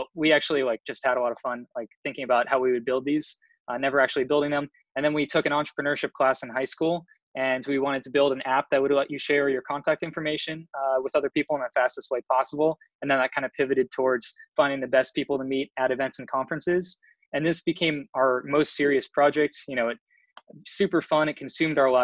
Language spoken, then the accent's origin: English; San Mateo, California, United States; moved away as an adult; now in Boston, United States; I'm originally from the Bay Area, from San Mateo in San Francisco